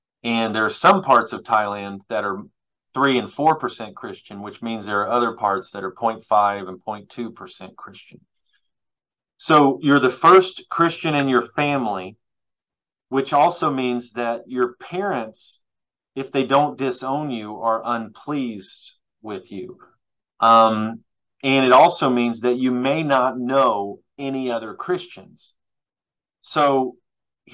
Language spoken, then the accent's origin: English; United States; as an American or as American people